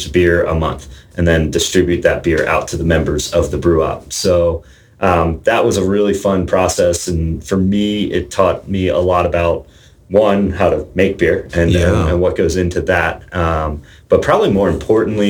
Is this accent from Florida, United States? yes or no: no; New Jersey, United States; moved away; I grew up in New Jersey